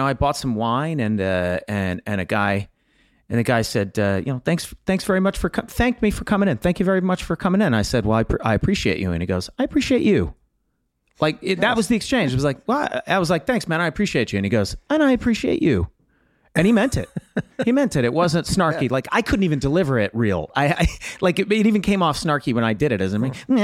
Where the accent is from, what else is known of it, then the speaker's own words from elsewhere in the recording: the South, United States; I am a Southerner.